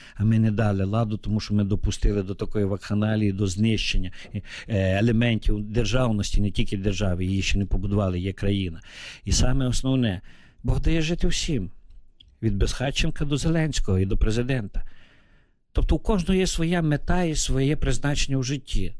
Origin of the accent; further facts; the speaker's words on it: Bukovina, Chernivtsi Oblast, Ukraine; moved away as an adult; now in Kyiv, Ukraine; Я уроджений гуцул, тобто це українець, який відносить віднесений до народності.